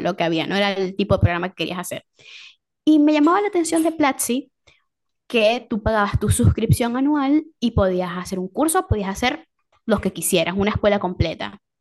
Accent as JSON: {"language": "Spanish", "country": "Venezuela", "moved": "yes"}